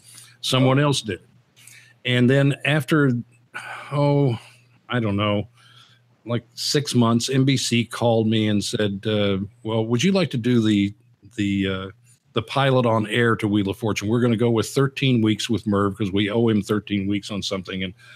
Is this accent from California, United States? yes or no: no; Eastern Kentucky, United States; moved away; I grew up in Eastern Kentucky